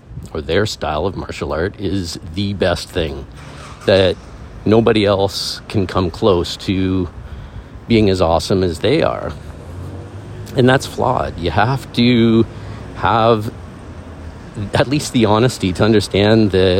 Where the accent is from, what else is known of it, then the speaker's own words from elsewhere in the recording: Canada; I am a male, I am Canadian, I am someone who was in the military